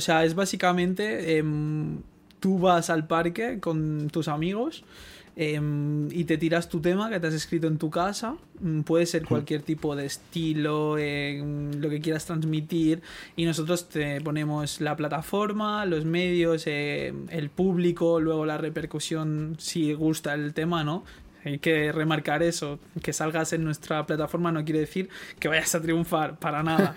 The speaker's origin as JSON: {"language": "Spanish", "town": "Barcelona", "region": "Catalonia", "country": "Spain", "said": "yo soy un chaval de Guinardo"}